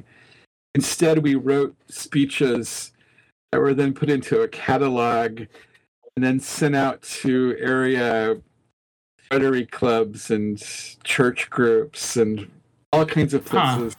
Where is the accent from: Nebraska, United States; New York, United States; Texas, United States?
Nebraska, United States; now in Kansas City, United States; when I grew up in Nebraska